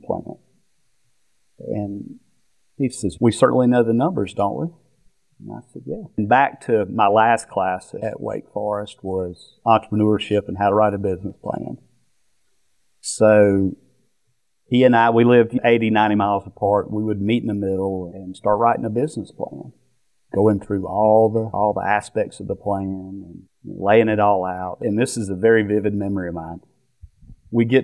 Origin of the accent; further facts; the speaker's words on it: North Carolina, United States; moved away as an adult; also born or lived in Florida; we grew up in North Carolina all my life, and only until when I graduated college did I leave and go to Florida